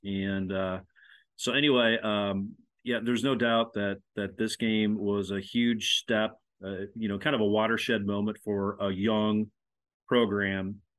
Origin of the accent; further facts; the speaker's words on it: Lincoln, Nebraska, United States; I grew up in Lincoln, Nebraska